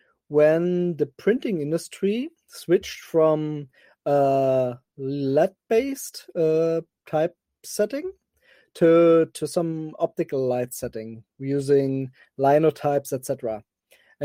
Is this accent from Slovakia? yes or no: no; Cologne, North Rhine-Westphalia, Germany; I'm from Germany, I'm more exactly from Cologne